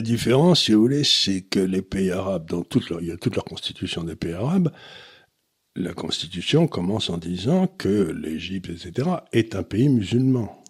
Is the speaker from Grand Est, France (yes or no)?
no; Amiens, Hauts-de-France, France; quand j'étais gamin à Amiens